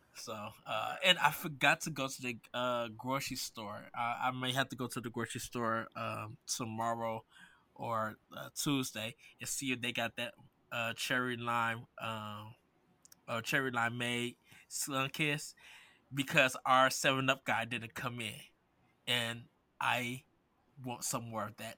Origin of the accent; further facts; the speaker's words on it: Midwest, United States; I grew up in the Midwest with grits